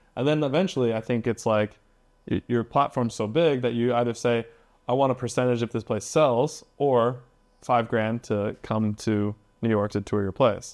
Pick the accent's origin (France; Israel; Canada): Canada; I'm from Canada, I'm not even from America